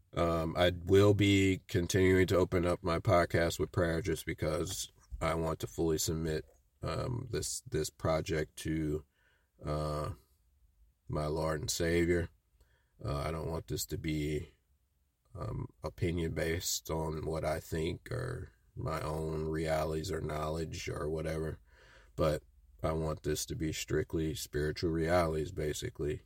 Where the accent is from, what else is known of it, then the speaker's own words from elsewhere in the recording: Midwest, United States; growing up in the Midwest